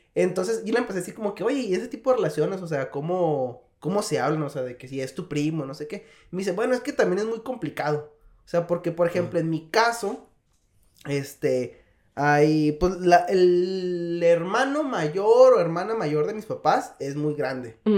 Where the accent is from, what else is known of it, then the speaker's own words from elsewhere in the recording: northern Mexico, Mexico; now in South Korea; soy mexicano y a huevo, y del norte